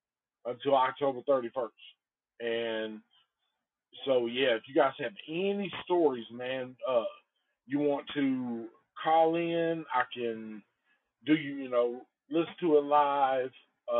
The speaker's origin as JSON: {"language": "English", "town": "Antioch", "region": "California", "country": "United States", "tie": "born or raised there", "said": "We just knew that we grew up in Antioch, and it was definitely a possibility for a chick to get murdered."}